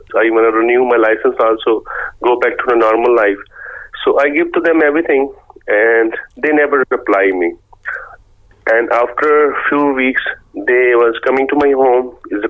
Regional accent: Pakistan; English is a second language; moved away as an adult; now in Cork, Ireland; I was last year in my home country in Pakistan

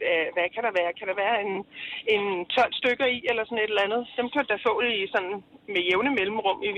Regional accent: Alsø, Zealand, Denmark; Jeg er fra Alsø på Lolland.

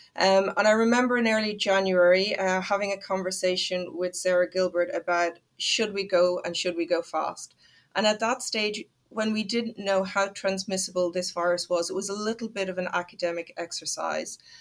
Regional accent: Ireland; I'm Irish

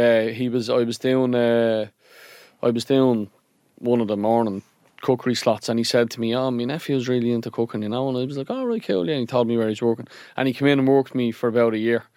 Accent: Dublin, Leinster, Ireland; accent: Dublin; my Dublin accent

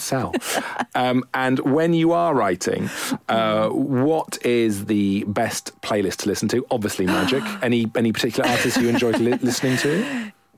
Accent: Welsh, Wales, United Kingdom; I'm Welsh

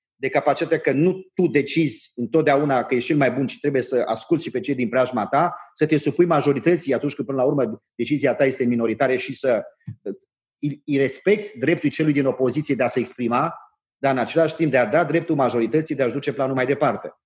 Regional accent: Transylvania, Romania; eu sunt ardelan

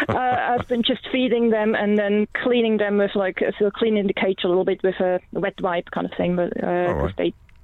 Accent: Switzerland; moved away; I'm from Switzerland.

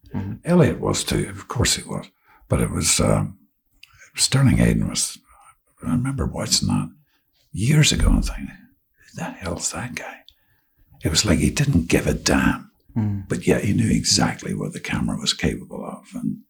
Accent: Ireland; Yeah, I know we're Irish, so it's like you may not see each other for 4 years

